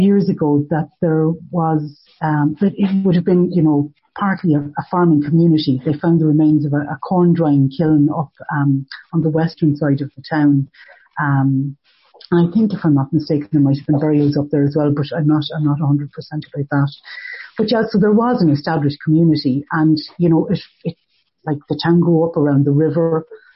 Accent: Ballinasloe, Connacht, Ireland; I'm from Ballinasloe

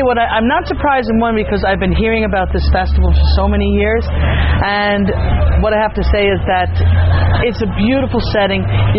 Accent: New York, United States; I grew up in New York listening to a lot of the old timers that emigrated and passed on their music to me

